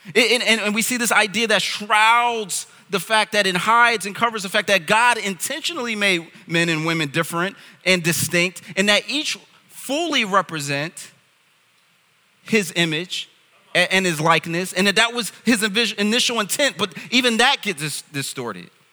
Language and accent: English; United States; I'm from America